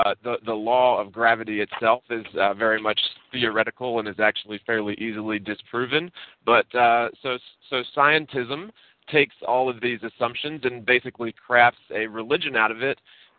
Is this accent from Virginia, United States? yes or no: yes; Virginia, United States; I was born in Virginia, and so I grew up very close to the Potomac River, and we could swim across from Virginia to Maryland.